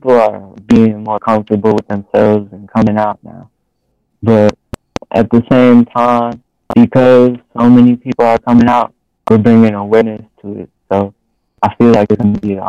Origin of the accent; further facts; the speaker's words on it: Grand Rapids, Michigan, United States; I'm from Grand Rapids